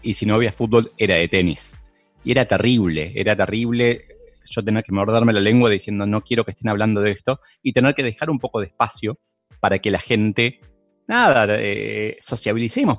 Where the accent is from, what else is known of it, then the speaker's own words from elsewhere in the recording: Argentina; en países como Argentina, en donde no nos gusta mucho trabajar